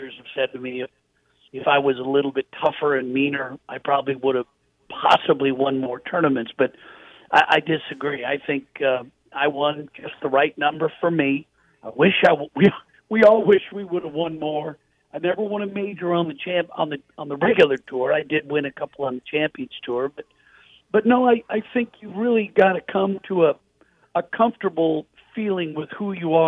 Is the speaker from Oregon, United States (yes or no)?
yes; Portland, Oregon, United States; I grew up in Portland, Oregon